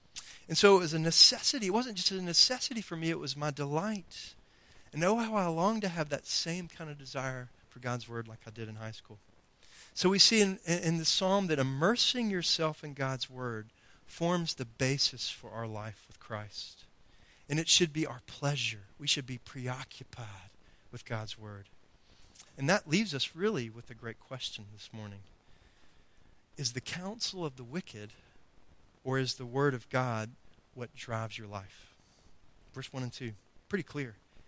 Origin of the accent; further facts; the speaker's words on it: Greenville, North Carolina, United States; We came from Greenville, North Carolina, and we had, you know, a nice little backyard, and there was a creek full of fish, by the way.